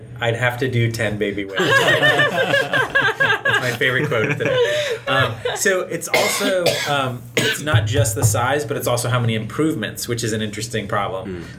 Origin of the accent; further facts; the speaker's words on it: New England, United States; I grew up in New England, near the ocean.